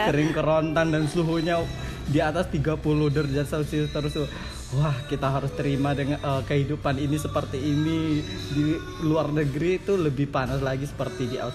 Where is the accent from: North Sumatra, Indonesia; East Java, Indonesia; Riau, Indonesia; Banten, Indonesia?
Riau, Indonesia; Pekanbaru; Saya berasal dari Pekanbaru, uh, Provinsi Riau.